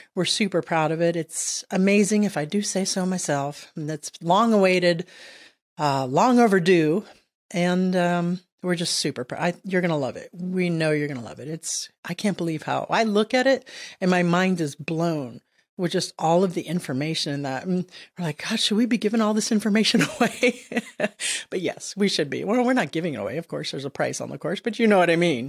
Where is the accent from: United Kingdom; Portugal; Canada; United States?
United States; Miami, Florida; moved away as an adult; also born or lived in Southern Maryland; now in Maryland, United States; I'm from Miami